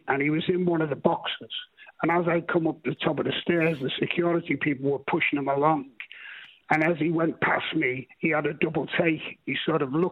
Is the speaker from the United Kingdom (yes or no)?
yes; Liverpool, North West England, United Kingdom; moved away as an adult; also born or lived in Midlands; I was born in Liverpool, and I was an Everton supporter as a youngster